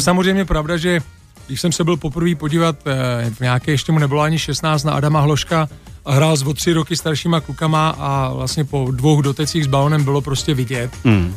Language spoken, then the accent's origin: Czech; Czechia; moved away as an adult; also born or lived in England / Germany; se vždycky vrátíme prostě jako do Čech zpátky hmm. domů